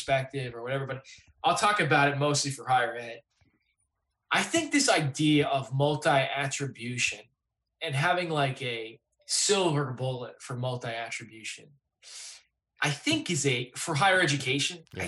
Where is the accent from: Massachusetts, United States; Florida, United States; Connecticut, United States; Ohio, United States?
Massachusetts, United States; Clinton; moved away; also born or lived in Los Angeles; I'm from Clinton, Massachusetts, and I work now at Circa Interactive